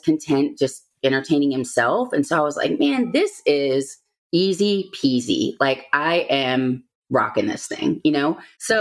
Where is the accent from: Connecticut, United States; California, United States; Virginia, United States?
Virginia, United States; also born or lived in Georgia; we're both from Virginia